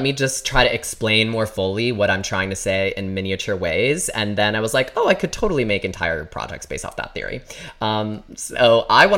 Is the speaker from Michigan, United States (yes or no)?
yes; Michigan, United States; I grew up in Michigan